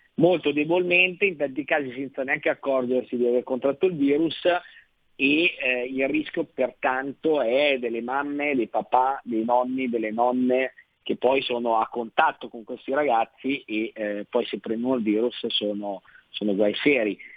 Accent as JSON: {"language": "Italian", "region": "Lombardy", "country": "Italy", "said": "lo dico da Lombardo"}